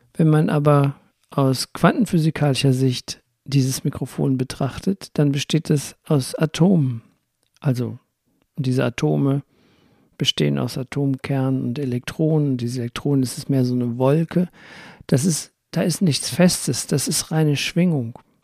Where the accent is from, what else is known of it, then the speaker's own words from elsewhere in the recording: Rhineland, Germany; ich komme aus dem Rheinland